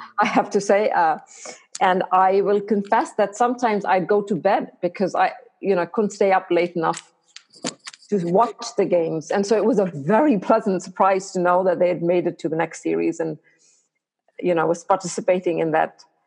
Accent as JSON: {"language": "English", "country": "India", "tie": "born or raised there", "moved": "as an adult", "lives_now": "United States", "said": "I did all my medical, my high school and medical school in India"}